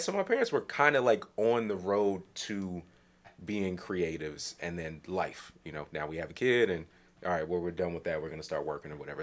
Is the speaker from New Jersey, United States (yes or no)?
yes; New Jersey, United States; I'm from New Jersey.